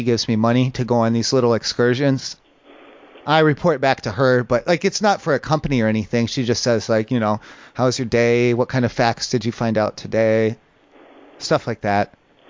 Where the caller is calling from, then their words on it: San Diego, California, United States; I'm calling from San Diego.